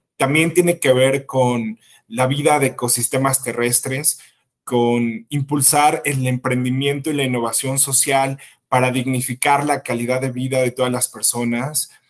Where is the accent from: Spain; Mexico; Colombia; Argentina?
Mexico; yo soy un ciudadano mexicano